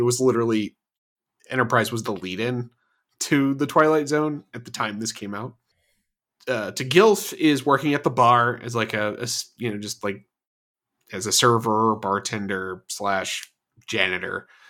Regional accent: Florida, United States; I'm from Florida

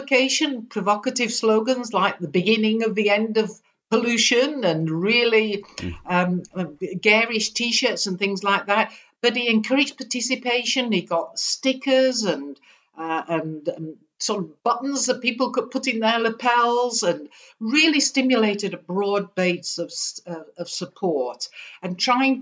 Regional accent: United Kingdom; I'm a Brit. You probably can't tell that from my accent

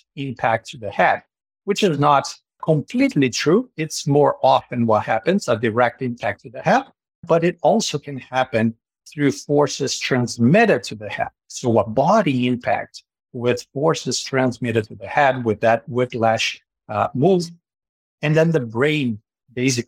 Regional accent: Brazil; moved away as an adult; now in Canada; my transition to Canada, because I am originally from Brazil

